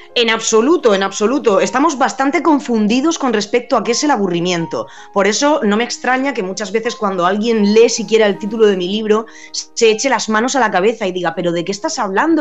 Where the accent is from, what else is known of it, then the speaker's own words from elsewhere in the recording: Region of Murcia, Spain; moved away as an adult; also born or lived in Alicante / Germany / United States; now in Madrid, Spain; yo soy murciana, aunque soy un poco trotamundo, y, y ya he estado viviendo en Alicante, en Alemania, en Estados Unidos y ahora en Madrid, pero mis raíces son murcianas